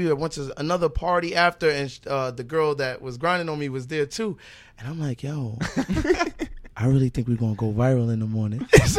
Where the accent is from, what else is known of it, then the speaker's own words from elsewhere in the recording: Brooklyn, New York, United States; Downtown. From okay. Fort Greene.